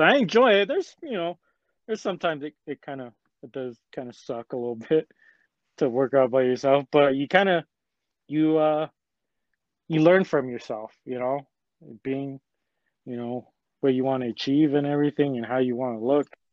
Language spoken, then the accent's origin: English; Salt Lake City, Utah, United States; I'm a local man. I'm from Salt Lake